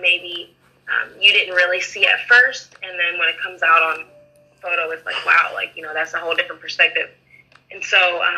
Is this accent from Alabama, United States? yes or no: no; Canton, Ohio, United States; moved away as an adult; now in Cleveland, United States; I'm born and raised in Canton, Ohio, and I moved to Cleveland a few years ago